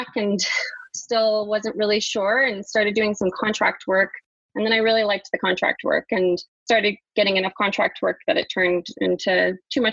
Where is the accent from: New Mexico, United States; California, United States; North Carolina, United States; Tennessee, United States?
New Mexico, United States; also born or lived in New York; now in Vancouver, Canada; I'm originally from New Mexico. That's where all my family is.